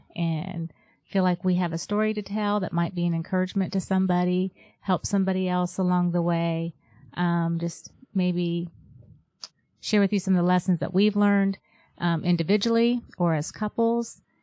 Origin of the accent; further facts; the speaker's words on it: Ohio, United States; moved away as an adult; also born or lived in North Carolina / Virginia / West Virginia; we grew up here in Ohio. We moved away.